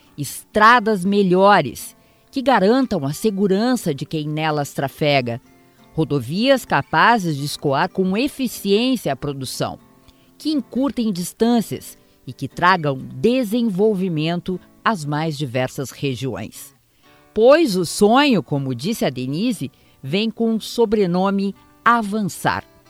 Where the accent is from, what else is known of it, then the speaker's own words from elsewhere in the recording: Antônio Prado, Rio Grande do Sul, Brazil; sou de Antônio Prado